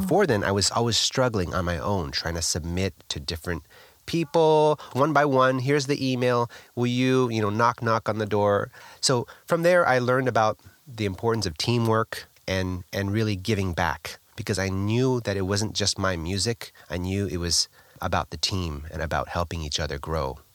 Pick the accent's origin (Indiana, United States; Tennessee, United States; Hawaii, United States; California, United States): California, United States; Los Angeles; Born in Los Angeles, California, I come from a musical background